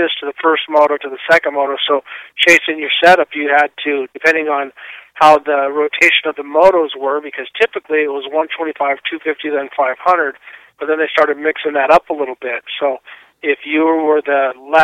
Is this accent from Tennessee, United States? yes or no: no; Southern California, United States; I grew up in Southern California